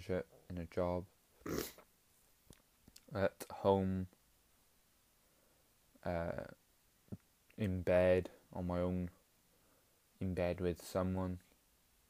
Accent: Welsh, Wales, United Kingdom; We're just Welsh.

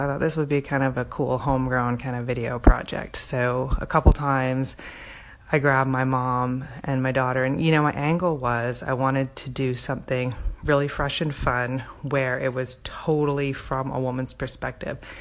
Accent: Canada; now in Seattle, United States; Me growing up in Canada

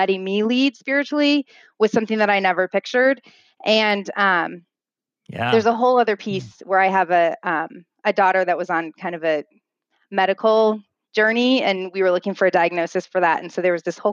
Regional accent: Midwest, United States; I grew up in the Midwest

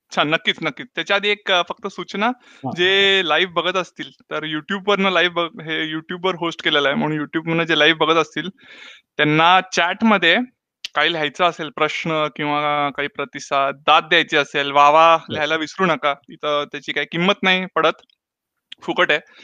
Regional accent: Pune, Maharashtra, India; moved away; मी पुण्याचा

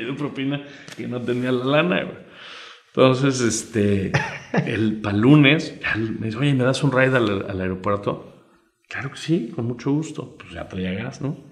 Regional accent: Mexico

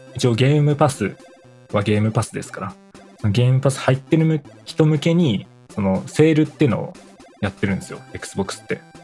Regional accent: Kanto, Japan; 僕ら関東なんですよね

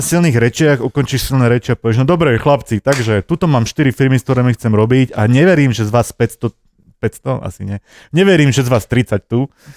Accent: Prievidza, Trenčín Region, Slovakia; do škôlky som chodil do Prievidze, lebo som

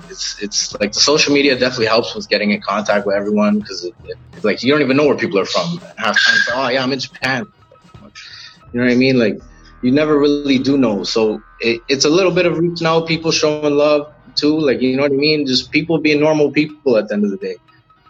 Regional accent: Malton, Ontario, Canada; I'm originally from Malton, which is like, when you get to Toronto, you land in Malton, basically. It's like the area around the airport.

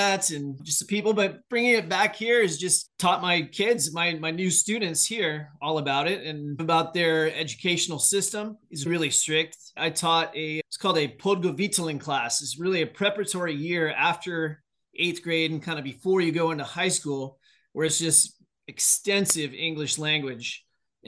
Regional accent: United States; We're from the United States with very young history compared to Europe

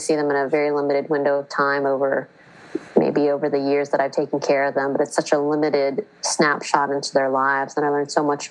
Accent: United States; first language English; I was born and raised in the United States. I only speak English

